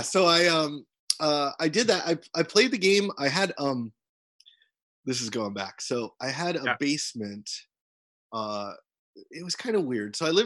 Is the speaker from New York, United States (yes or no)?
no; Seattle, Washington, United States; moved away; This city, right here, Seattle, Washington